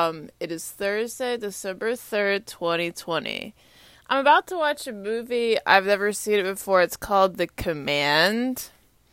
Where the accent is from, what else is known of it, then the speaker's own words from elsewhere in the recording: Texas, United States; now in Washington, D.C., United States; So I'm from Texas. … I'm a Longhorn. I graduated from UTS with a degree in Russian studies.